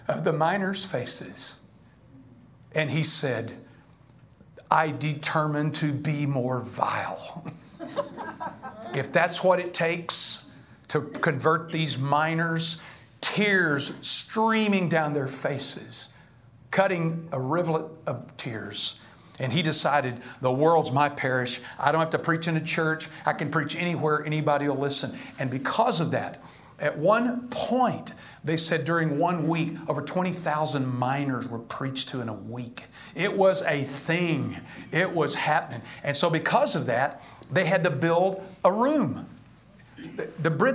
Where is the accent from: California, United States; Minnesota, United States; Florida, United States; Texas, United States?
Texas, United States; I'm from Texas